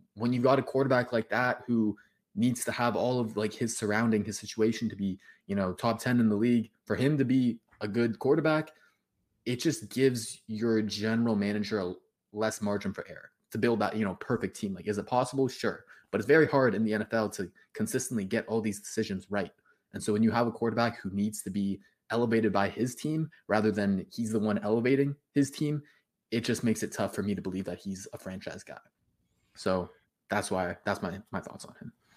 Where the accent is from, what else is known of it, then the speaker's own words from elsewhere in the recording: Toronto, Ontario, Canada; I'm actually from Toronto